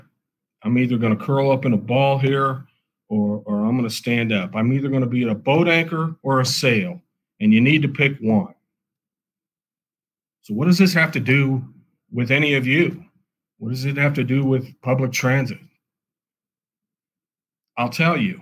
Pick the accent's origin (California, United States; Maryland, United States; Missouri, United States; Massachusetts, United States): Missouri, United States; Kansas City; I'm from Kansas City, been here, born and raised my whole life